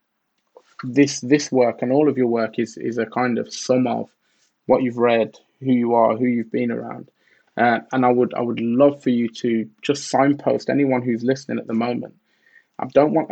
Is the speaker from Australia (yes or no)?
no; Birmingham, West Midlands, United Kingdom; growing up in Birmingham in England